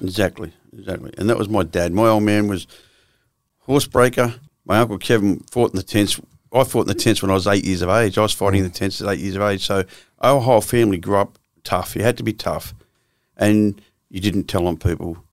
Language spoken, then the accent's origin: English; Melbourne, Victoria, Australia; also born or lived in Swan Hill, Victoria; I was born in Victoria in Swan Hill. which is a couple of hours out of Melbourne.